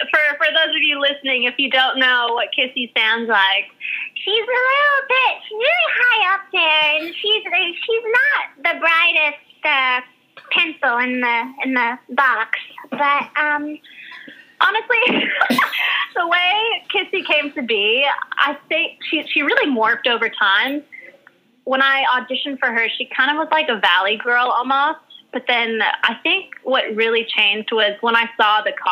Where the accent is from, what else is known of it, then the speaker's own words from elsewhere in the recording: Hawaii, United States; born there; now in New York, United States; … was the name that was given to me when I was born in Hawaii. It's a Hawaiian name, and it means heavenly eyes. And um, my aunt named me that. Um, and yeah, so that when I moved to New York